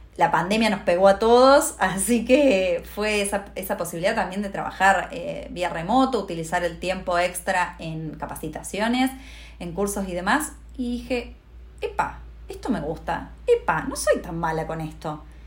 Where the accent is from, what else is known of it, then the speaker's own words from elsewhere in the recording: interior of Córdoba province, Argentina; moved away as an adult; now in Buenos Aires, Argentina; sos del interior, del interior, ¿no? Porque no soy ni siquiera de Córdoba Capital